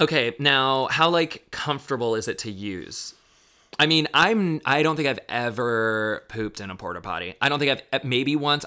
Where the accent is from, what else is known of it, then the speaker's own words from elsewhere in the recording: Daytona Beach, Florida, United States; now in Chicago, United States; I grew up in Daytona